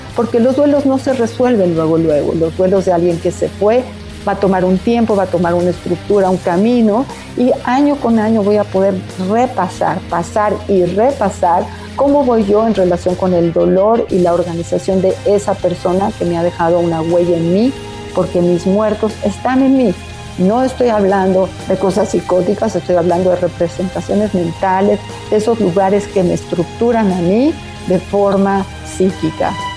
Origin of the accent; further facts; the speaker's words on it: Mexico; como mexicanos podemos venerar que nuestros muertos se han ido